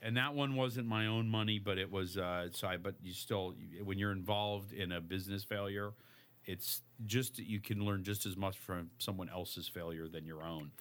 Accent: Chicago, Illinois, United States; moved away; I'm from Chicago. I'm from uh, Lincoln Park

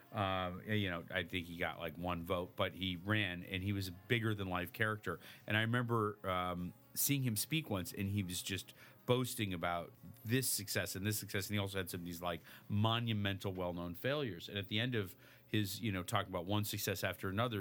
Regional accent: Chicago, Illinois, United States; moved away; I'm from Chicago. I'm from uh, Lincoln Park

